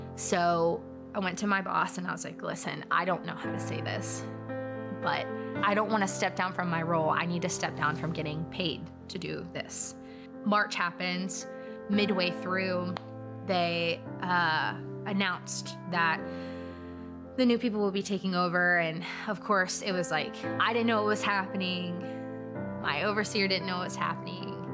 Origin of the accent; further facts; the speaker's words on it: Pensacola, Florida, United States; also born or lived in Mississippi; I grew up here in Pensacola